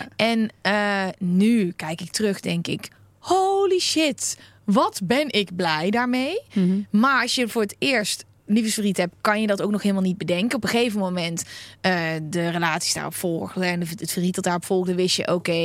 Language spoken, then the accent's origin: Dutch; North Brabant, Netherlands; accent: Brabants; moved away; also born or lived in The Hague; iedereen die niet in Brabant woont, hoort dat ik uit Brabant kom. Maar toen ik daar woonde, ehm, vond niemand al dat ik een accent had.